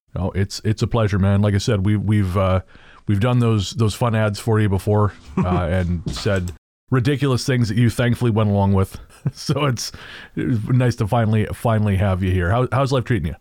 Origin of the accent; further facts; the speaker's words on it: Revelstoke, British Columbia, Canada; now in Victoria, Canada; where I grew up in Revelstoke